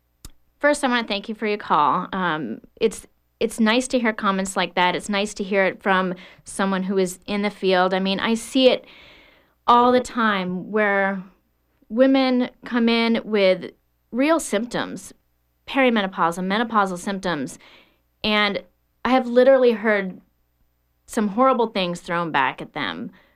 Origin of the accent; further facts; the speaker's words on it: Panama; What happened was I grew up in the Republic of Panama. My dad was a pilot on the canal.